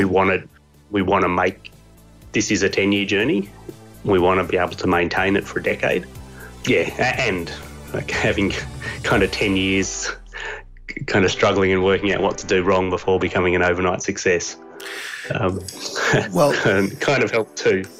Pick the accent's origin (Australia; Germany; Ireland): Australia; accent: Australian; this accent is Australian